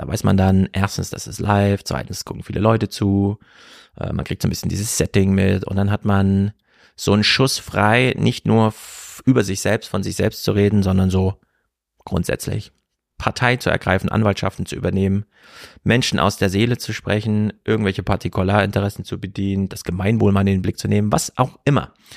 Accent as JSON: {"language": "German", "country": "Germany", "said": "als Deutsche"}